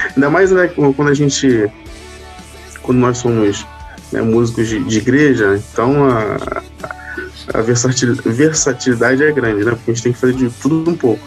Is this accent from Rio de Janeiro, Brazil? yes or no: yes; Itaguaí, Rio de Janeiro, Brazil; eu sou de Itaguaí, Rio